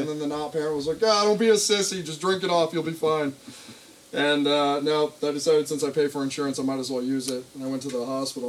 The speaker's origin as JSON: {"language": "English", "town": "Plattsburgh", "region": "New York", "country": "United States", "tie": "born or raised there", "moved": "as an adult", "lives_now": "Burlington, United States", "said": "I grew up in Plattsburgh"}